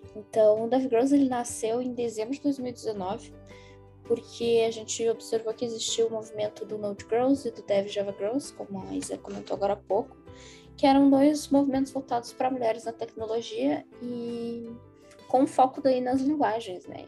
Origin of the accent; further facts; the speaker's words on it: Porto Alegre, Rio Grande do Sul, Brazil; eu sou de Porto Alegre